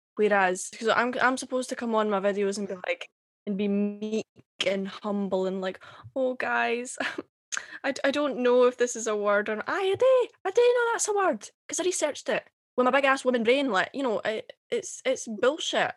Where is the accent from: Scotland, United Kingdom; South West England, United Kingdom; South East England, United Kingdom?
Scotland, United Kingdom; Airdrie, Dunblane; accent: Scottish; now in St Andrews, United Kingdom; I was born and raised in Airdrie. I call it Gla- Glasgow adjacent, um, uh, but I moved when I was uh, quite young to Dunblane in the Central Belt